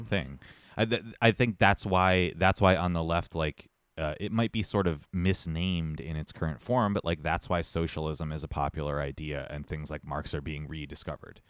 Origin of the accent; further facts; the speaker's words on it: Montreal, Quebec, Canada; I'm from Montreal